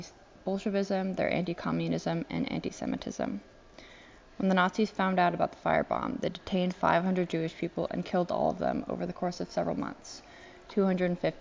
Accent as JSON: {"language": "English", "region": "Nairobi", "country": "Kenya", "tie": "born or raised there", "moved": "yes", "said": "I grew up in Nairobi, Kenya"}